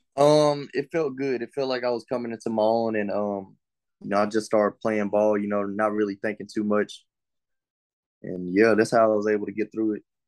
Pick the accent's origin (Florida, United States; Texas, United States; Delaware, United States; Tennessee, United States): Texas, United States; Longview; also born or lived in Henderson, Texas / New London, Texas; I was born and raised, um, in Longview, Texas, and then I moved to Henderson, Texas